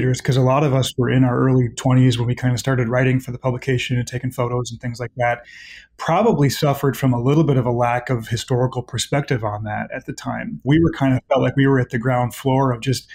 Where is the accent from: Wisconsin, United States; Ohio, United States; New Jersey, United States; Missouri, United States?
Wisconsin, United States; Elk Mound; moved away as an adult; now in Eau Claire, United States; I'm from Elk Mound, which is a small town of about 700 people, just 10 miles to the west of here